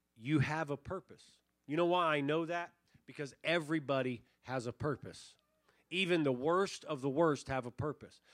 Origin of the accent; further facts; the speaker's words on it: Tucson, Arizona, United States; we grew up in Tucson, we grew up rabbit hunting